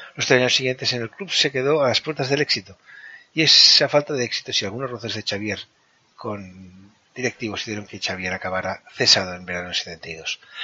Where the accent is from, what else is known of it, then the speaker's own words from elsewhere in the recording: Catalonia, Spain; yo soy catalán.